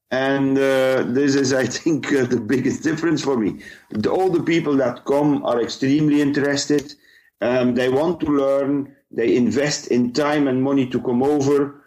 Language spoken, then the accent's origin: English; Ypres, Flanders, Belgium; also born or lived in Leuven / Mainz, Germany / St. Louis, United States; now in Aalst, Belgium; I am actually born in Ypres, or in English, Wipers